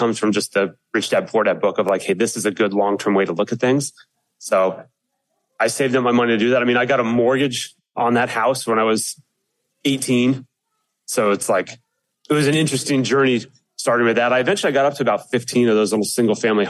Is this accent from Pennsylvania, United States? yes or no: yes; Pennsylvania, United States; moved away as an adult; now in Atlanta, United States; I grew up in Pennsylvania